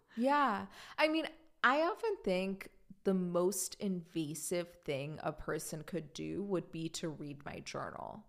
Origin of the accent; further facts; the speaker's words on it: Germany; moved away; growing up in Germany